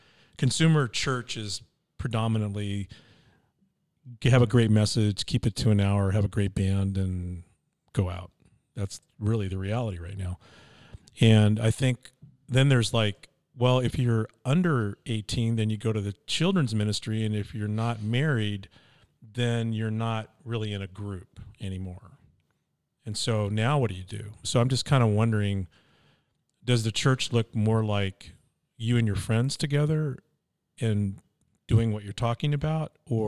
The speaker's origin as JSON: {"language": "English", "region": "California", "country": "United States", "said": "well, because I'm from California, I actually had offices in Redding, California."}